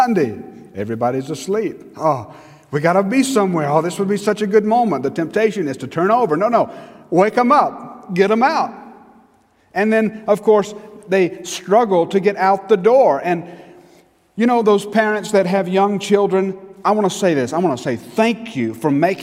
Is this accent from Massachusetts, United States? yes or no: no; Newnan, Georgia, United States; I was from Newnan